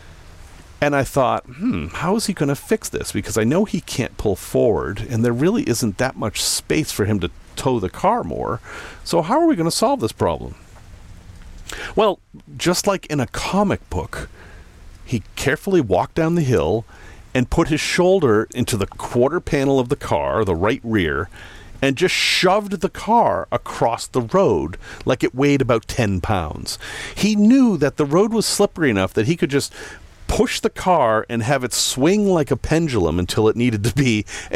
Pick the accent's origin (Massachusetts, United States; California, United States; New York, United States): Massachusetts, United States; Salem; moved away; I grew up in Salem, Massachusetts.